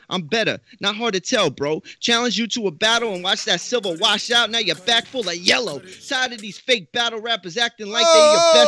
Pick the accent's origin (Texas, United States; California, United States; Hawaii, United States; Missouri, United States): Texas, United States; South; I'm from South Texas